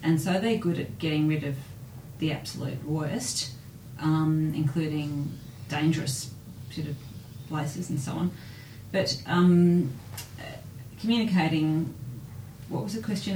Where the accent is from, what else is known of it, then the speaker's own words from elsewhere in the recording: Melbourne, Victoria, Australia; being born and bred in Melbourne